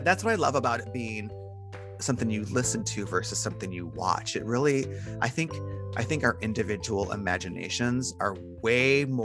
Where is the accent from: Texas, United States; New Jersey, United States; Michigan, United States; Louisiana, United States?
Michigan, United States; Detroit; now in Portland, United States; I was born and raised in Detroit, very, very poor